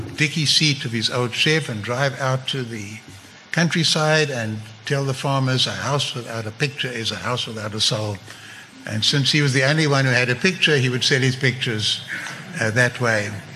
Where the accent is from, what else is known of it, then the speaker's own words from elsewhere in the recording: South Africa; moved away as an adult; also born or lived in England; at school we had to learn Afrikaans. It was compulsory and we didn't like it. I'm at English speaking school